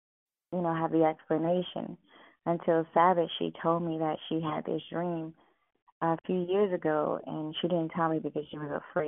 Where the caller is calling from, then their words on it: Virginia, United States; I'm calling from Virginia, Fort Smith, Virginia, okay. The U.S.